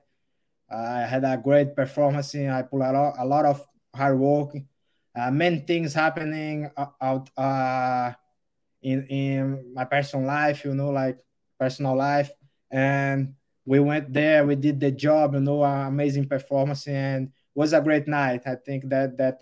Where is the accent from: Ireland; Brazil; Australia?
Brazil; Rio Grande do Norte; English is a second language; moved away as an adult; also born or lived in Natal, Brazil; now in United States; I born in the Natal, the major city of the state, Rio Grande do Norte. And I live in with my parents in a small city, around 10,000 people till my teenage